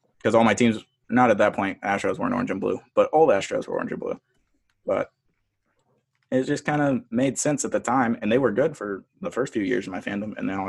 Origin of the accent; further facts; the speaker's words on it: Alabama, United States; moved away; also born or lived in Texas / Mississippi; I grew up in Alabama